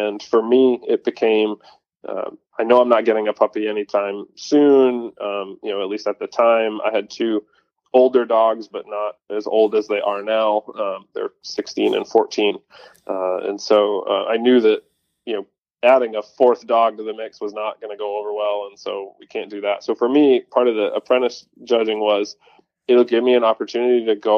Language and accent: English; Northeast, United States; So for context, I grew up in the Northeast as a deer hunter.